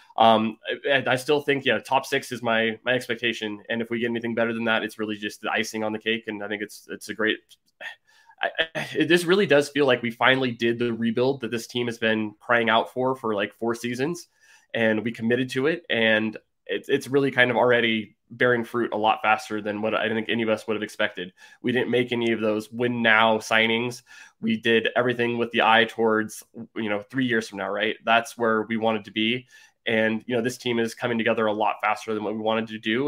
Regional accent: San Francisco Bay Area, California, United States; I'm originally from the San Francisco Bay Area

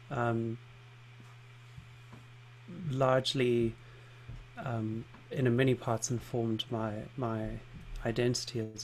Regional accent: South Africa; also born or lived in London; because I grew up in South Africa and spent some time living in London

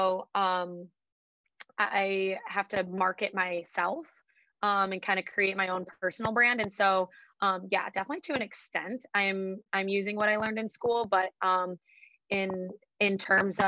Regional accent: Madison, Wisconsin, United States; I grew up here in Madison, went to high school at Edgewood on the west side, stayed in Madison for school

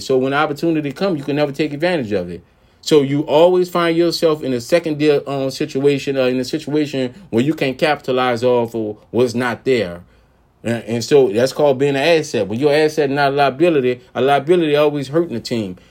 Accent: New Orleans, Louisiana, United States; I'm from New Orleans, Louisiana

